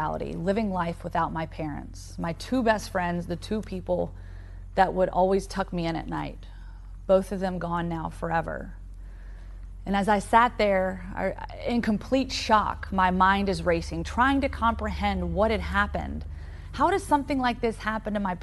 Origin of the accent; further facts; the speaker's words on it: Roanoke, Virginia, United States; the quiet suburban neighborhood that I grew up in Roanoke, Virginia.